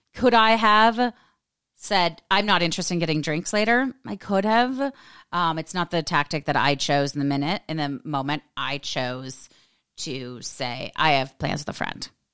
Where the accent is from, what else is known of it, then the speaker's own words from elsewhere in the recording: United States; I'm American